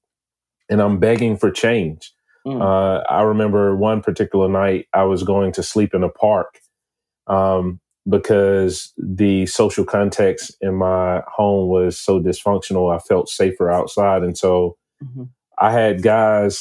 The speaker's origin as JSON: {"language": "English", "town": "Atlanta", "region": "Georgia", "country": "United States", "tie": "born or raised there", "said": "I'm actually from Atlanta, Georgia. I've been here my entire life."}